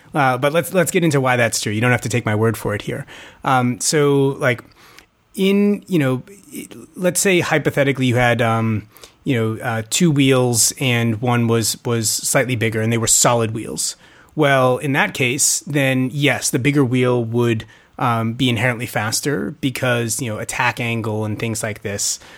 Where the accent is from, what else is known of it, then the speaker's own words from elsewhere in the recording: Boston, Massachusetts, United States; moved away; I grew up in Boston